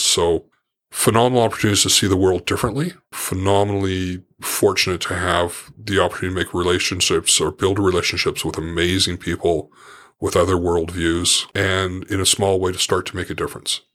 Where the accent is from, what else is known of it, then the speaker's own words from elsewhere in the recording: Port Moody, British Columbia, Canada; I grew up in Port Moody, rel, it was a small town then.